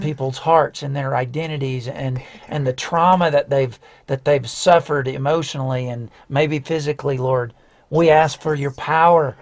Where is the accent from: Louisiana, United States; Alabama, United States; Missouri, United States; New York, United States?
Alabama, United States; outside of Birmingham; I grew up outside of Birmingham Alabama